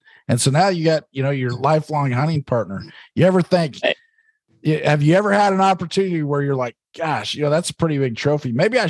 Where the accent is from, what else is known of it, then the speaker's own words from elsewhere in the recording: Oregon, United States; my home state's Oregon.